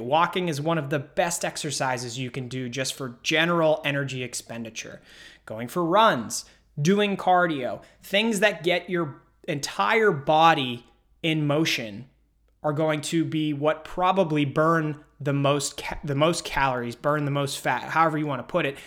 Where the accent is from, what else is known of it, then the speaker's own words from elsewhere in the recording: Pittsburgh, Pennsylvania, United States; I'm from Pittsburgh